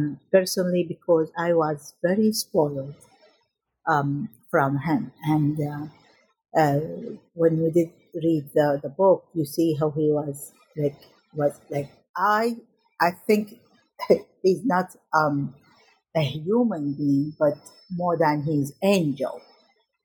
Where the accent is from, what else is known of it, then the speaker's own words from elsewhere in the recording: Najaf, Najaf Governorate, Iraq; I was born in Iraq in 1967, and I was a vivacious child who loved my family and loved the school, I remember in my first day in middle school in Najaf in Iraq